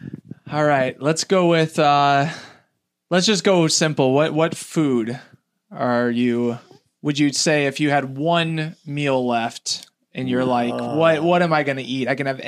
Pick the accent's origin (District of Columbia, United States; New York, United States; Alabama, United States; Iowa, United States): Iowa, United States; Iowa City; I grew up in Iowa City, which was like an hour away.